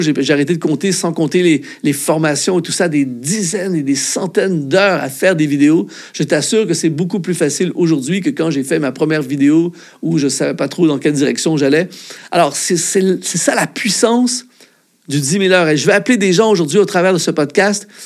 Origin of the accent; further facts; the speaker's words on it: Canada; en tant que Canadien